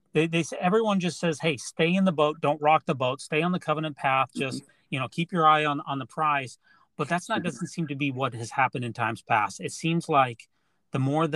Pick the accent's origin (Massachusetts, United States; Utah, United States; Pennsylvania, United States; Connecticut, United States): Utah, United States; I grew up in Utah. Mm-hmm. I lived in Utah County, which is 99% white.